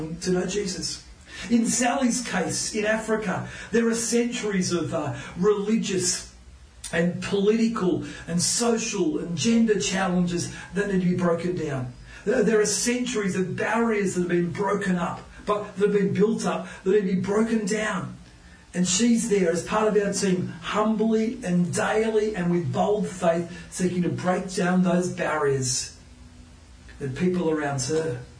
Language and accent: English; Newcastle, New South Wales, Australia; my days growing up in North Lambton in Newcastle